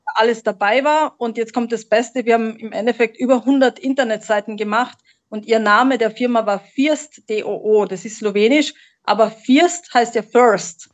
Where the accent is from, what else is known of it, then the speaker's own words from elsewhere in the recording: Graz, Styria, Austria; accent: Austrian; also born or lived in Slovenia / Munich, Germany; now in Mallorca, Spain; geboren, geboren bin ich tatsächlich in Österreich. Man, okay. manche hören es und sagen, ah ja, da ist der österreichische Dialekt. Ja. Aus der Steiermark, aus der wunderschönen Steiermark, aus Graz